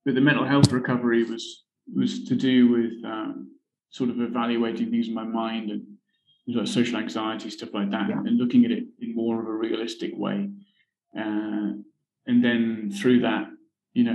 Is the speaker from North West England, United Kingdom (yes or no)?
no; Berkhamsted, East of England, United Kingdom; moved away as an adult; also born or lived in Newcastle; now in Vietnam; I'm from the south of England, from a town in Hertfordshire called Berkhamsted